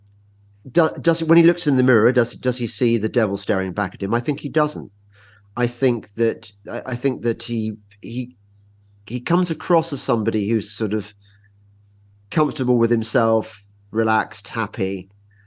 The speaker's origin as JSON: {"language": "English", "region": "England", "country": "United Kingdom", "said": "I'm English"}